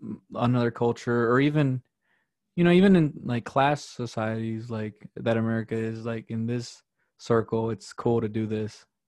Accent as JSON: {"language": "English", "town": "Chicago", "region": "Illinois", "country": "United States", "tie": "born or raised there", "also_born_or_lived": "Wisconsin", "said": "I grew up in South Chicago"}